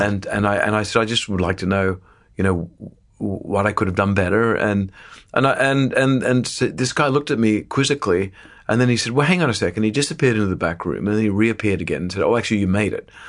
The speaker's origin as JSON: {"language": "English", "town": "Sydney", "region": "New South Wales", "country": "Australia", "tie": "born or raised there", "moved": "yes", "said": "I grew up in the northern beaches of Sydney in Australia"}